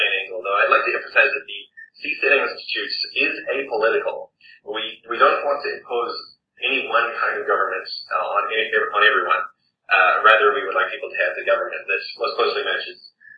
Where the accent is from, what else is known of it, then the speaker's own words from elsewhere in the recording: New Zealand; moved away; also born or lived in Scotland / England / Taiwan / Canada; I'm a New Zealander, and I've lived in various parts of the world, Scotland, England, Taiwan, Canada